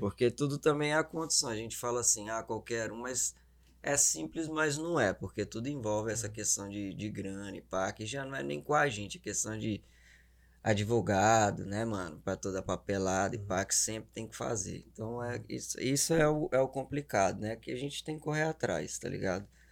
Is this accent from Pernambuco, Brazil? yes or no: no; Belo Horizonte, Minas Gerais, Brazil; accent: mineiro; moved away; also born or lived in Governador Valadares; Zona Leste BH, Boa Vista